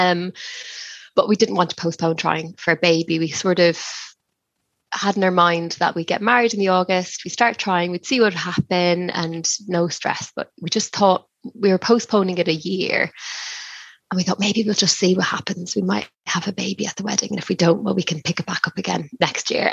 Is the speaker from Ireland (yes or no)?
yes; Ireland; now in West Sussex, United Kingdom; We live in West Sussex by the sea in England. I'm from Ireland originally